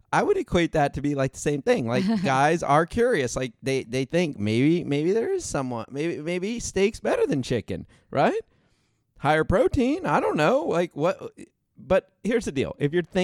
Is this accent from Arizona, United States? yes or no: yes; Arizona, United States; I'm like, I never told you I was from Arizona.